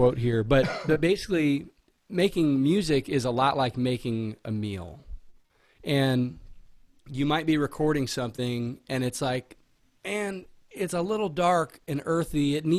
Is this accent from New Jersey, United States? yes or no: no; San Diego, California, United States; born there; also born or lived in Virginia Beach / Houston; And I was born in Miramar actually. Like he was based in San Diego when I was born, and then we moved to Virginia Beach and then to Houston.